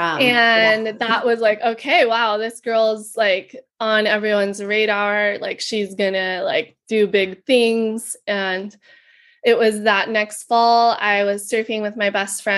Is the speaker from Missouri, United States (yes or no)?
no; Kauai, Hawaii, United States; I was born and raised here in Kauai, Hawaii